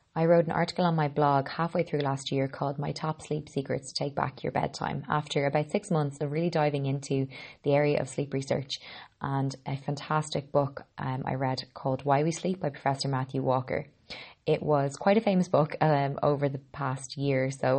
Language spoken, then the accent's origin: English; Ireland; I'm an Irish girl